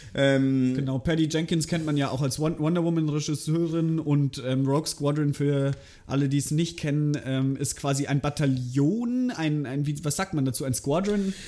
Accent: Germany; bei uns in Deutschland

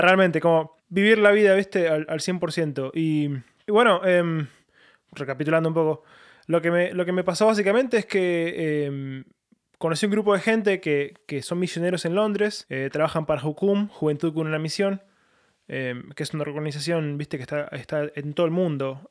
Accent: Lanús, Buenos Aires Province, Argentina; moved away as an adult; now in London, United Kingdom; yo soy de Buenos Aires, eh, soy de Lanús, viví toda mi vida ahí. Eh, hasta los 22 años.

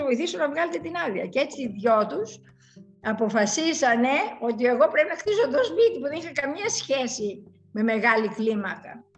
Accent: Larissa, Thessaly, Greece; moved away; όταν μου ζητήσαν να σχεδιάσω και για την πατρίδα μου πλατείες

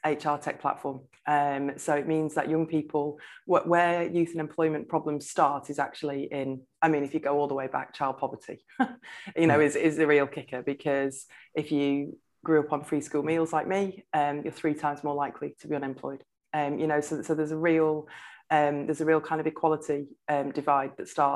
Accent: Blackpool, North West England, United Kingdom; I grew up in Blackpool

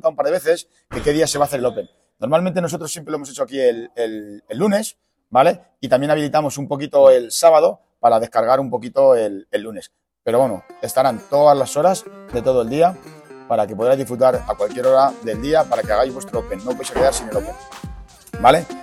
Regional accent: Fuenlabrada, Community of Madrid, Spain; En Fuenla se dice En Fuenla. yo, soy de Fuenla.

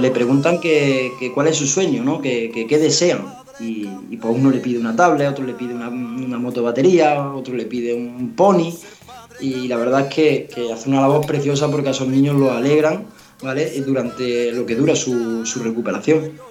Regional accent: Navas de San Juan, Andalusia, Spain; en mi pueblo, en Nava de San Juan.

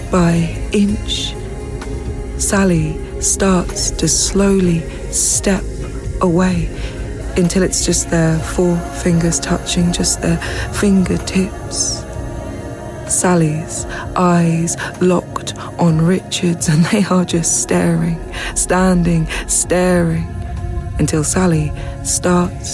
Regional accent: Watford, East of England, United Kingdom; now in Birmingham, United Kingdom; I grew up in Watford

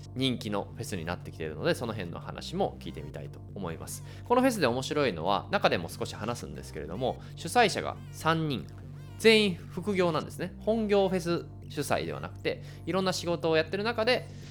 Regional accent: Hyogo, Japan; moved away; 僕は地元が兵庫県なんで、こう実家帰ったりしたら会いに行ったりとか

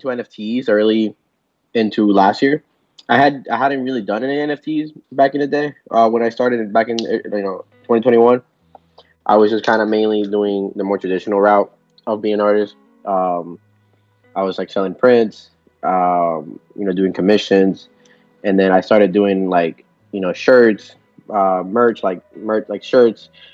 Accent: South Florida, United States; first language Spanish; English is a second language; also born or lived in Nicaragua; I'm from South Florida. I was actually raised here, and I was born in Nicaragua, though.

